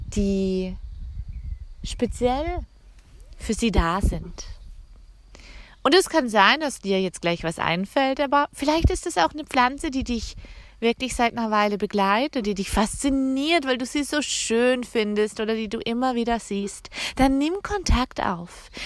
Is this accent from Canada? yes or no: yes; Canada; also born or lived in Alsace; now in France; mein Heimatland Kanada